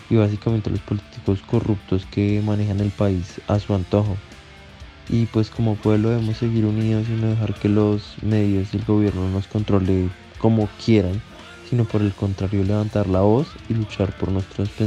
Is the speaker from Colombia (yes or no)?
yes; Colombia; como un ciudadano y más que todo como colombiano